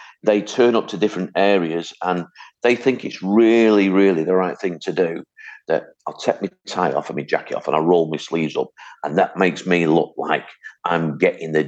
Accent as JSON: {"language": "English", "town": "Hattersley", "region": "North West England", "country": "United Kingdom", "tie": "born or raised there", "also_born_or_lived": "Wythenshawe", "said": "I was born in Withinshaw, brought up on a council estate called Hattersley"}